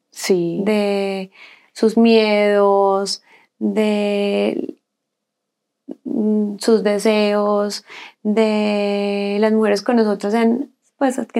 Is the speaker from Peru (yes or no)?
no; Colombia; moved away as an adult; now in Chile; Yo cuando me fui de Colombia a Chile, yo dejé todo, toda mi ropa